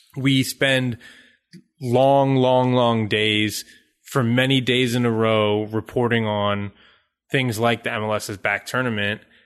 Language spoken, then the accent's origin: English; United States; as an American